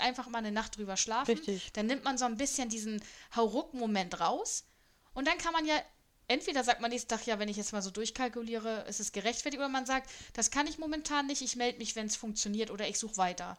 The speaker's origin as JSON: {"language": "German", "country": "Germany", "said": "Ich bin rein deutsch"}